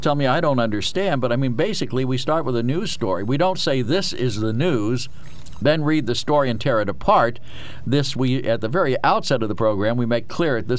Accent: Harrisburg, Pennsylvania, United States; I grew up in the inner city of Harrisburg.

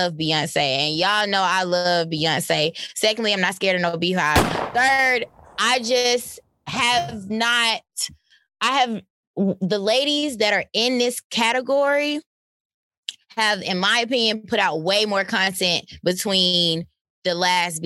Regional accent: Atlanta, Georgia, United States; I'm from Atlanta

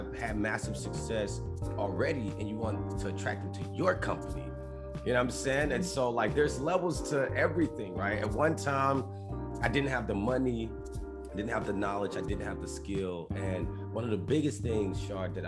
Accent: Alexandria, Louisiana, United States; moved away; I'm from Louisiana originally

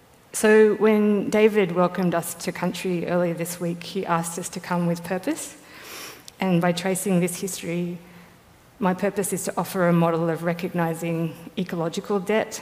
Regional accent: Tasmania, Australia; moved away as an adult; I come from Lutruwita, Tasmania, which is Palawa country.

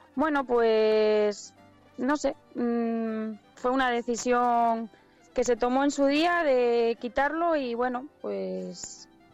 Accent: Alar del Rey / Pisuerga area, Castile and León, Spain; now in Prádanos de Ojeda, Spain; yo soy de Rada de Pisuerga, pero eh, mi marido es del pueblo

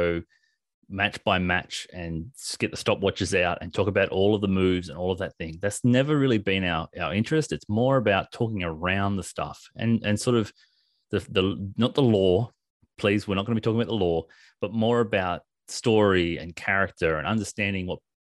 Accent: Australia; we are Australian

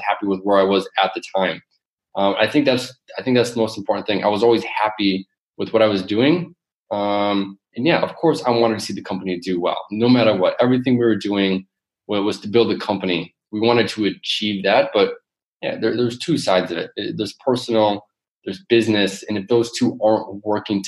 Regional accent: Michigan, United States; moved away as an adult; also born or lived in New York / Silicon Valley / Las Vegas; now in Amsterdam, Netherlands; where I grew up in Michigan.

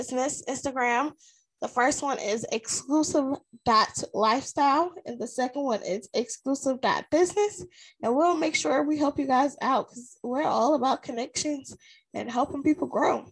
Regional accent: South Carolina, United States; I am from South Carolina, the dirty South, South Kakalaki, whatever you want to call it. That's where I'm from.

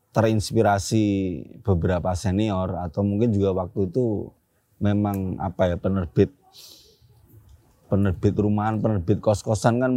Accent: Yogyakarta, Special Region of Yogyakarta, Indonesia; kebetulan ya karena saya asli Jogja begitu kan.

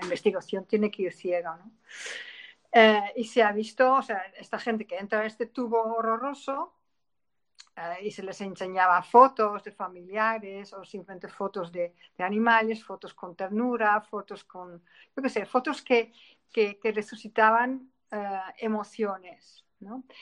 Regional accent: Netherlands; Spanish is a second language; moved away as an adult; now in Spain; soy una holandesa errante, eh, afincada en España desde hace casi 30 años

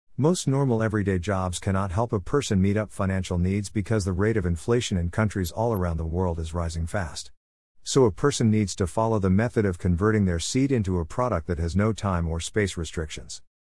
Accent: Nigeria; moved away; growing up in Nigeria, we had what we then called the Abelabo tree

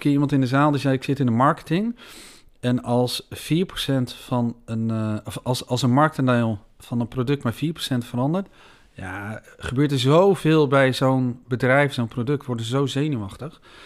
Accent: Veenendaal, Utrecht, Netherlands; We zitten hier in Senedal, ik ben hier geboren. Ik heb hier mijn hele leven gewoond.

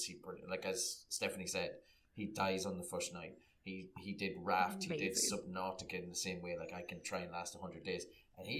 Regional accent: Ireland; growing up in Catholic repressed Ireland

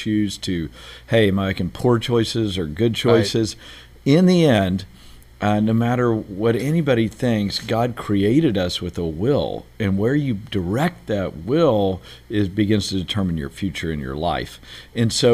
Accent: Beaumont, Texas, United States; I grew up in Texas, a place called Beaumont, Texas, which is kind of where all the oil refineries are down near Houston

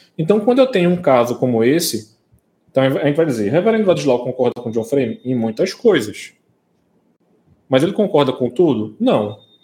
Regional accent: Brazil; a gente, como brasileiro

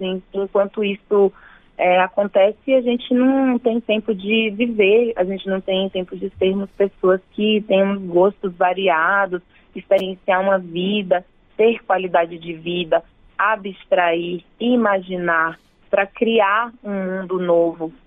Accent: Bahia, Brazil; moved away as an adult; now in São Paulo, Brazil; eu nasci na Bahia, né? E me mudei para São Paulo já faz alguns anos, mas a minha relação, minhas todas as minhas referências principais estão na Bahia

